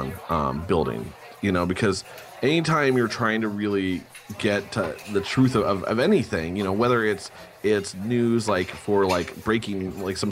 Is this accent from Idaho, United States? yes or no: yes; Idaho, United States; moved away; also born or lived in Utah; I grew up in Idaho